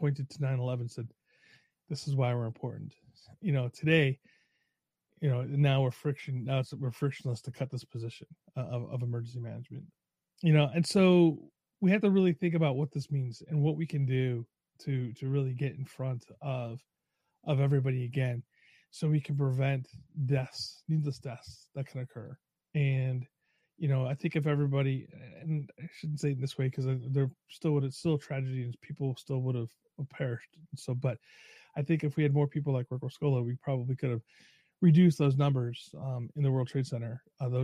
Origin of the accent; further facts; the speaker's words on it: New York, United States; moved away; also born or lived in Long Island; I'm from New York originally, lived on Long Island and upstate.